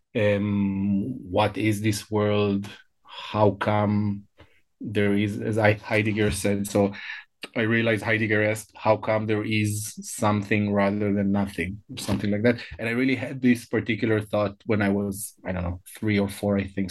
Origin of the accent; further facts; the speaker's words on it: Israel; first language Hebrew; English is a second language; I was born and I grew up in, in Israel